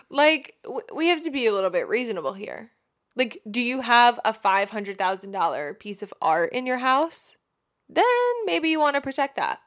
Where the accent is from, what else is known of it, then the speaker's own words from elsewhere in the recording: Long Island, New York, United States; moved away as an adult; also born or lived in Austin; now in California, United States; we grew up in Long Island, New York